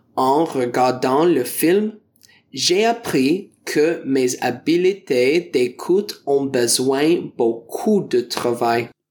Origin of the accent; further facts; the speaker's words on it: Ontario, Canada; French is a second language; je viens de l'Ontario du Canada